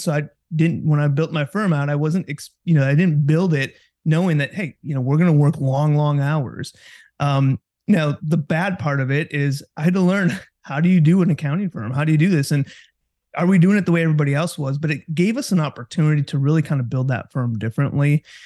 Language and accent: English; Kewaskum, Wisconsin, United States; also born or lived in Oshkosh, Wisconsin / Milwaukee, Wisconsin; Born and raised in Wisconsin, um, grew up in Kewaskum, which is just north of, in north of Milwaukee